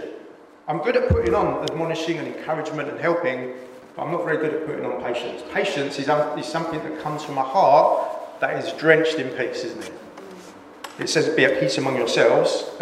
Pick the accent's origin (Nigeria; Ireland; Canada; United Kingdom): United Kingdom; England; we're so English